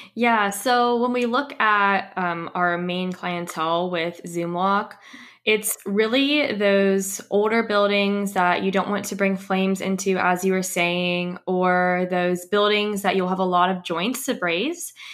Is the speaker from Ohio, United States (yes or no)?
yes; Ohio, United States; also born or lived in Missouri / Tampa, Florida; I'm actually from Ohio